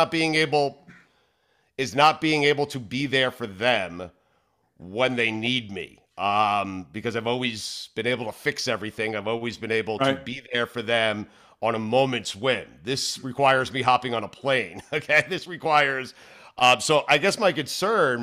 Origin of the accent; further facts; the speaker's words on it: South Florida, United States; we're from Florida, South Florida